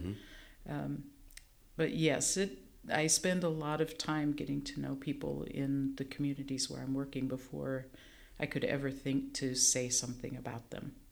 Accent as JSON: {"language": "English", "region": "Nebraska", "country": "United States", "tie": "born or raised there", "said": "growing up in Nebraska"}